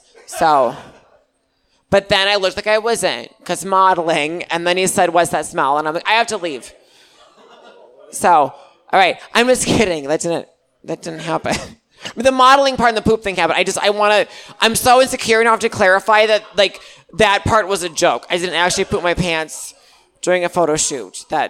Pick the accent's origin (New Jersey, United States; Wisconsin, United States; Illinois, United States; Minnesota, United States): Wisconsin, United States; Milwaukee; Oh, I'm from Milwaukee.